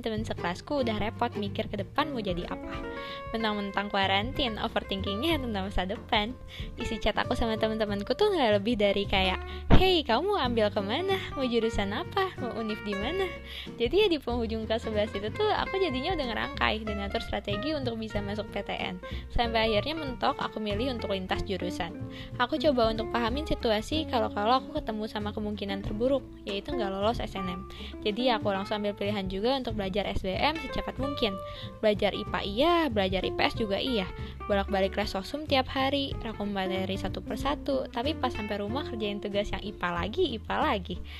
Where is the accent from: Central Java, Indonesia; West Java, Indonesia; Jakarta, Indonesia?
West Java, Indonesia; Tasikmalaya; Aku dari kota Tasikmalaya